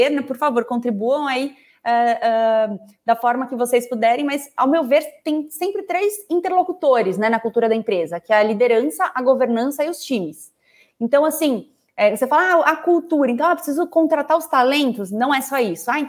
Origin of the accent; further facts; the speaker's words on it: Goiás, Brazil; Eu sou goiana, em Goiânia a gente fala que não adianta só você botar o ovo, você precisa chocar.